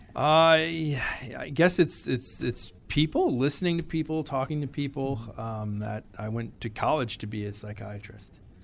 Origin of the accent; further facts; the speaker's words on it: Wolcott, Connecticut, United States; I grew up in Woolkett, Connecticut.